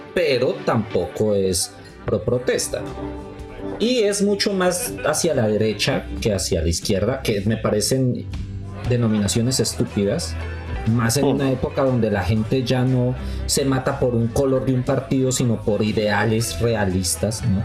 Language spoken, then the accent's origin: Spanish; Colombia; moved away as an adult; now in Mexico; nosotros como colombianos